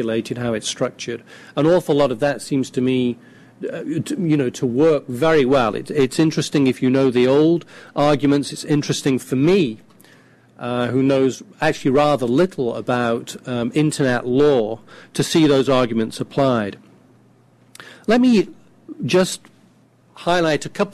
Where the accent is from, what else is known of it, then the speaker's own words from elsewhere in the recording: United Kingdom; a British print journalist